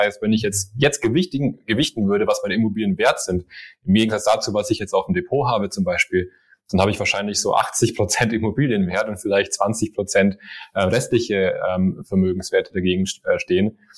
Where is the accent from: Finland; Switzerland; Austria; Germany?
Germany; Swabia; accent: Swabian; Also ich, ich habe eigentlich auch einen schwäbischen Akzent, aber ich glaube, den hat man nicht mehr so raus.